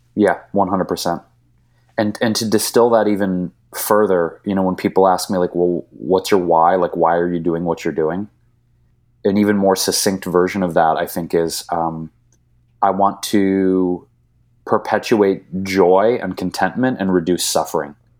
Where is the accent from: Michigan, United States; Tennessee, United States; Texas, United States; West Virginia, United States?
Michigan, United States; Detroit; moved away as an adult; now in California, United States; I grew up in Detroit, Michigan